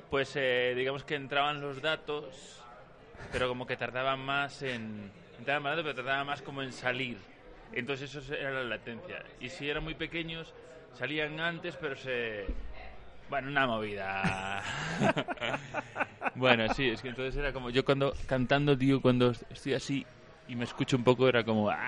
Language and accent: Spanish; Galicia, Spain; moved away as an adult; now in Mexico; Yo soy gallego.